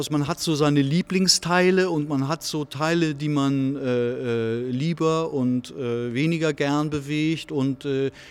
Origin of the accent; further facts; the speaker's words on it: Northern Germany, Germany; wenn ich das als Norddeutscher mal sagen darf